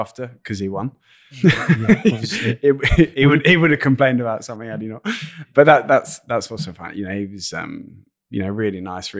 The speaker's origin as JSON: {"language": "English", "region": "London", "country": "United Kingdom", "accent": "London", "said": "This is when people zone out with my London accent."}